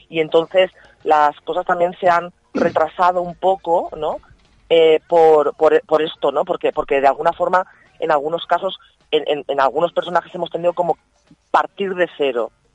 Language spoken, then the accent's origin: Spanish; Manises, Valencian Community, Spain